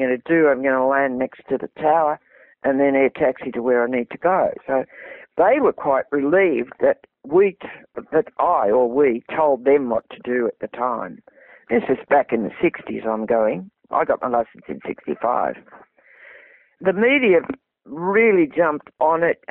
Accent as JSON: {"language": "English", "country": "Australia", "said": "he always referred to me as his Australian cousin"}